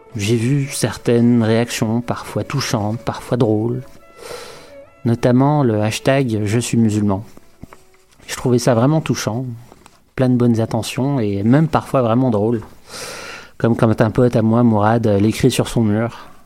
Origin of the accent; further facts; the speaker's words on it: Quebec City, Quebec, Canada; chez nous, à Québec, dans une ville tranquille